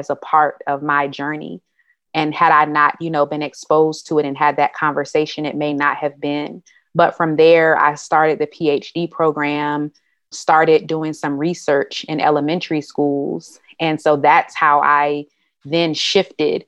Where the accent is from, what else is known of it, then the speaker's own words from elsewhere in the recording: Durham, North Carolina, United States; also born or lived in Hampton, Virginia; So I was born and raised in Durham, North Carolina